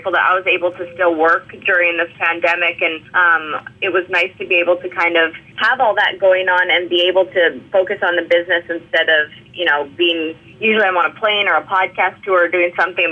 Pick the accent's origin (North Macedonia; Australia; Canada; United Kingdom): Canada; now in Nashville, United States; I'm Canadian